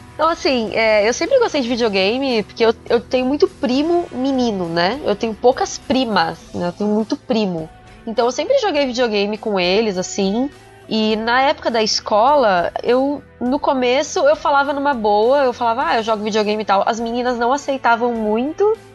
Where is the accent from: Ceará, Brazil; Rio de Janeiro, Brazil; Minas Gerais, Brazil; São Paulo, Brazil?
São Paulo, Brazil; Eu, eu sou paulista